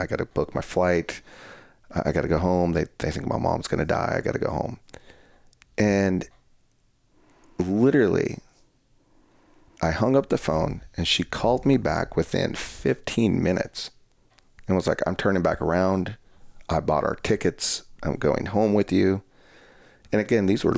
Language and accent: English; Colorado, United States; moved away; my hometown in Colorado is we're on the border of the New, we're on the border of New Mexico, so the town I come from is very small